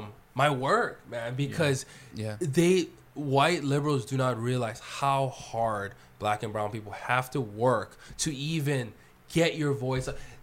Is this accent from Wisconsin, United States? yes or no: no; Hawaii, United States; Actually, I grew up in poverty. Actually, I grew up in one of the poorest parts of Hawaii. Actually, my parents are immigrants, and they struggled, and they went bankrupt.